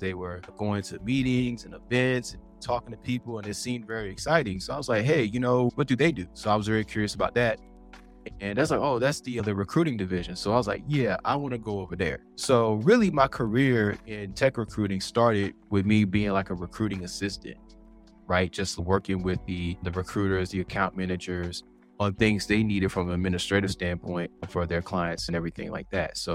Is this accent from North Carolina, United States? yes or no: yes; Fuquay-Varina, North Carolina, United States; I'm from Fuquay-Varina, which is just south of Raleigh